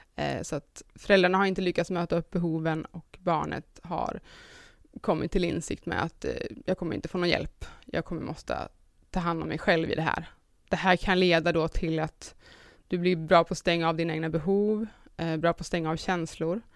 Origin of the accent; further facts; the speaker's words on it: Sundsvall, Västernorrland County, Sweden; now in Stockholm, Sweden; Jag kommer ifrån Sundsvall men har bott i Stockholm rätt länge nu.